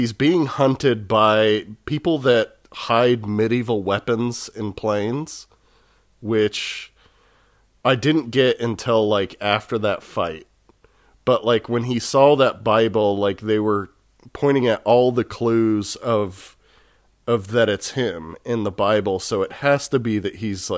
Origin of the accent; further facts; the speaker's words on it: Texas, United States; I grew up in Texas, and it's like, I grew up in Texas, and I've lived in Texas most of my life.